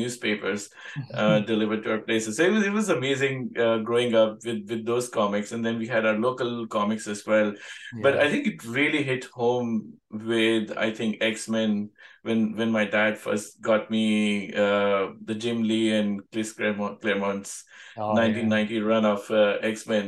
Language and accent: English; India; now in Sydney, Australia; I grew up in India